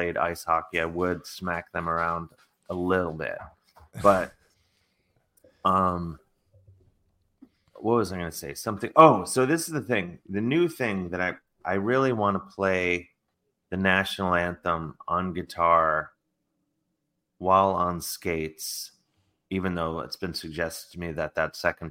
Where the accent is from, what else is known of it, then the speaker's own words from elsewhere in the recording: Cleveland, Ohio, United States; I'm from Cleveland